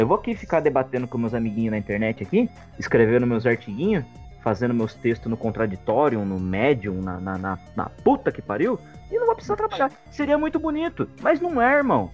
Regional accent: interior of São Paulo, Brazil; Eu sou de uma região, né, sou do interior de São Paulo

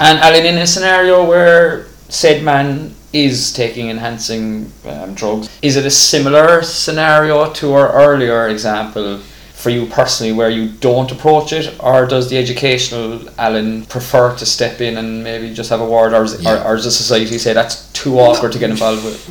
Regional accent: Ireland

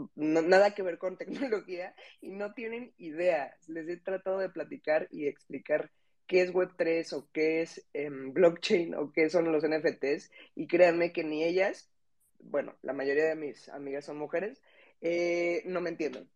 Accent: Mexico; somos las dos mexicanas

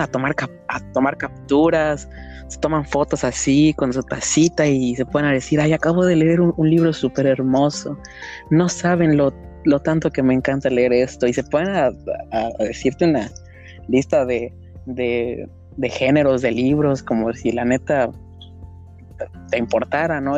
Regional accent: Mexico

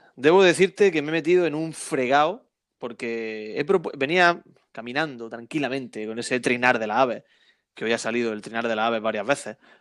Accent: Almería, Andalusia, Spain; yo soy muy, muy armeniancista, es muy, muy de mi tierra

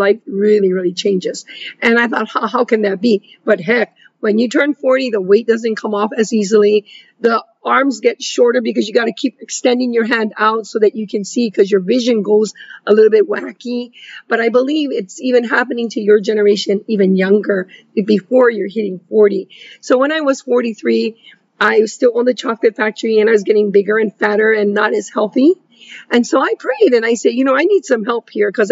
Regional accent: West Side, Hawaii, United States; being from the West Side, I'm a Miley chick. We're a local Tita chick

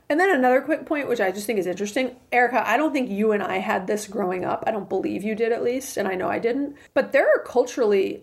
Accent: Atlanta, Georgia, United States; growing up in Atlanta, like I've got a big, you know, community and a lot of family and friends here

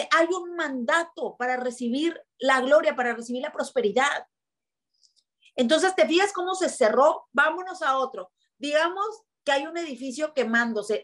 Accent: Tijuana, Baja California, Mexico; es que ¿por qué nacimos en Tijuana? Es que ¿por qué somos de aquí?

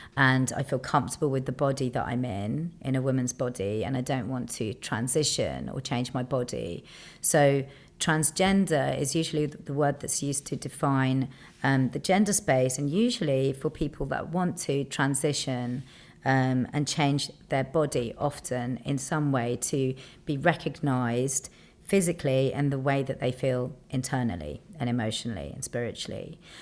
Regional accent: London, United Kingdom; being a Londoner

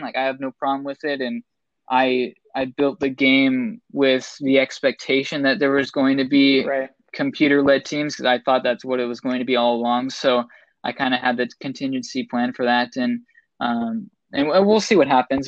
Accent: Seattle, Washington, United States; I'm originally from Seattle

